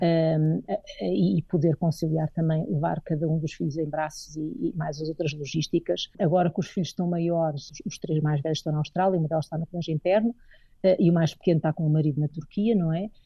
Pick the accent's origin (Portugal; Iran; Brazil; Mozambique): Portugal; Madeira; moved away as an adult; also born or lived in Coimbra; now in Nairobi, Kenya; foi na Madeira que eu cresci, eh, que desenvolvi e que tenho, digamos, que sinto que tenho as minhas raízes